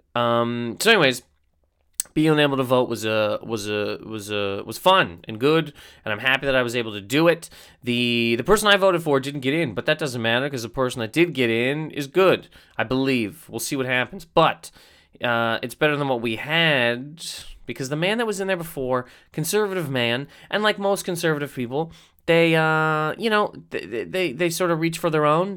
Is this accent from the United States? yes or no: no; Canada; moved away; Being a Canadian human being